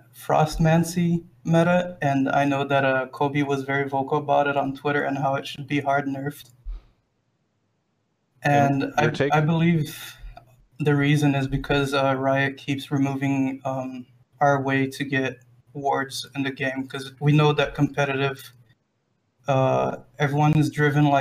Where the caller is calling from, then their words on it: Rio de Janeiro, Brazil; I am calling from Brazil.